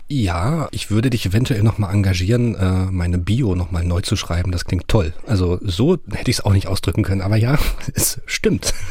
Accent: Rostock, Mecklenburg-Vorpommern, Germany; born or raised there

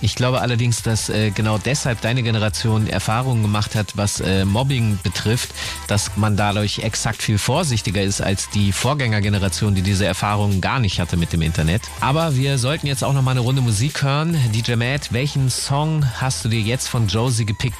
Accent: Hanover, Lower Saxony, Germany; ich aus Hannover komme

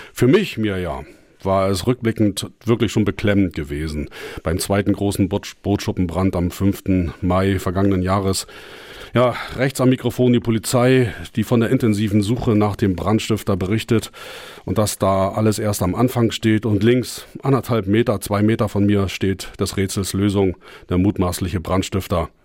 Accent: Germany; bei uns in Deutschland

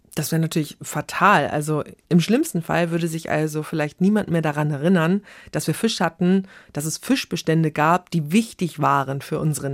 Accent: Neustadt in Holstein, Schleswig-Holstein, Germany; ich komme aus Schleswig-Holstein, mhm. ganz konkret Neustadt in Holstein

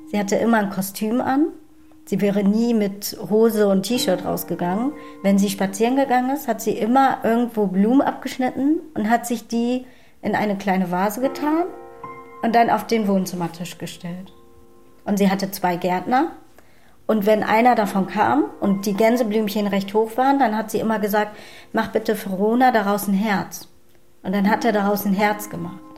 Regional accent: Hamburg, Germany; born or raised there; also born or lived in Namibia

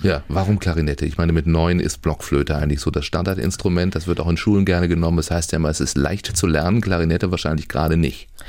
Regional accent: Baden-Baden, Baden-Württemberg, Germany; now in Schleswig-Holstein, Germany; Ich bin ja in Baden-Baden groß geworden

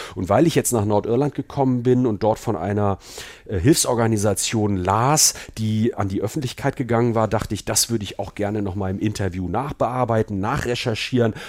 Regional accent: Germany; now in England, United Kingdom; als Deutscher

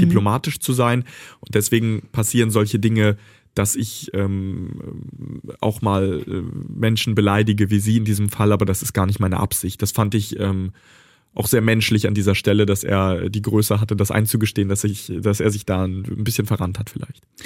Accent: Bad Pyrmont, Lower Saxony, Germany; also born or lived in Kharkiv, Ukraine; Ich bin in Bad Pyrmont aufgewachsen, in Deutschland sozialisiert.

